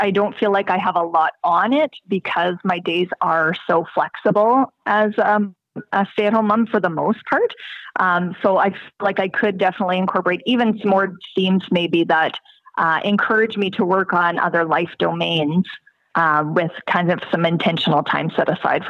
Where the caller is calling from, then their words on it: Alberta, Canada; From a small town in rural Alberta, Canada.